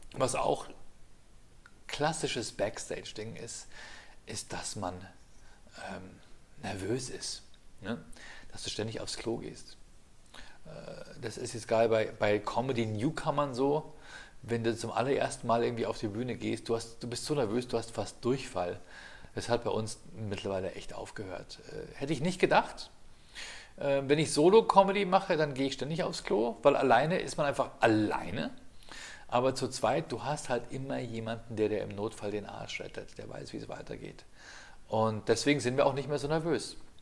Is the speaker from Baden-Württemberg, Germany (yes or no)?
no; Ingolstadt, Bavaria, Germany; damals in Ingolstadt, ich habe nur am Rand vom Piusviertel gewohnt